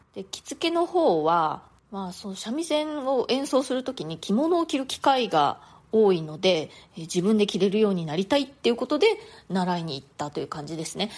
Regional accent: Japan; moved away as an adult; now in New York, United States; 日本で育った日本人

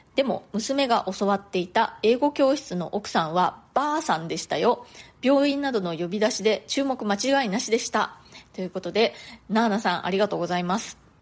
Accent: Japan; moved away as an adult; now in New York, United States; 日本で育った日本人

